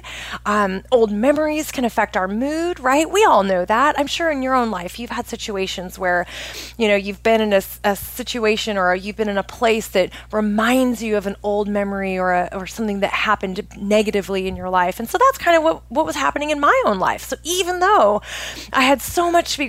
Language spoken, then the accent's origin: English; Oregon, United States; moved away as an adult; I grew up in Oregon